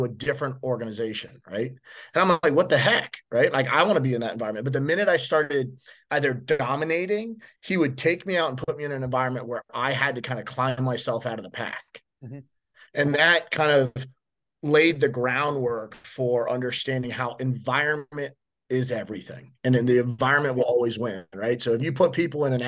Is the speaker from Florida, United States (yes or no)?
yes; Miami, Florida, United States; I'm born and raised in Miami